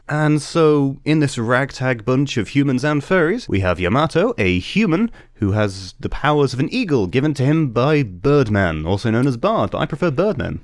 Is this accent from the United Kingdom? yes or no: yes; United Kingdom; we're British.